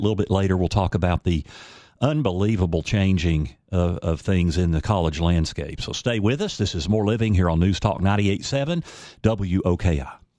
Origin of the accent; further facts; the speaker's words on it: Knoxville, Tennessee, United States; I grew up in Knoxville